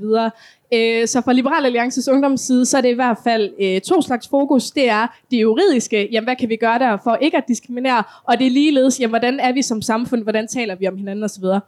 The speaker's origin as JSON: {"language": "Danish", "town": "Kolding", "region": "Southern Denmark", "country": "Denmark", "said": "Jeg kommer for eksempel selv fra Kolding"}